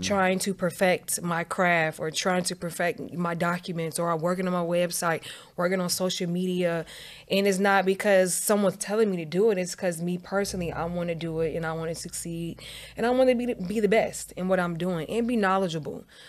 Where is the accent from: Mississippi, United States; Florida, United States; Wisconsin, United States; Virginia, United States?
Virginia, United States; moved away as an adult; also born or lived in Atlanta, Georgia; I grew up in Virginia.